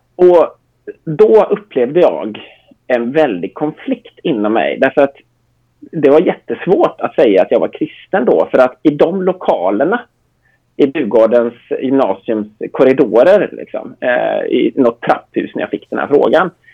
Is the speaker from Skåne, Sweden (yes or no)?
no; Gothenburg, Västra Götaland, Sweden; jag är uppvuxen i Göteborg sedan 12 års ålder